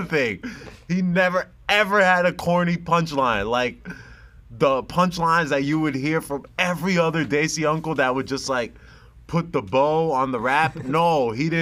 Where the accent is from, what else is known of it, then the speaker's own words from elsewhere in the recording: New Jersey, United States; I'm a kid from New Jersey who just happens to be Muslim and Pakistani